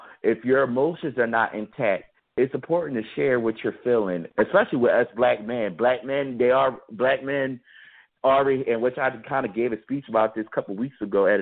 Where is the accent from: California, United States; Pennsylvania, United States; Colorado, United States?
Pennsylvania, United States; Philadelphia; now in Pittsburgh, United States; Growing up in Philadelphia, I was volunteering at hospitals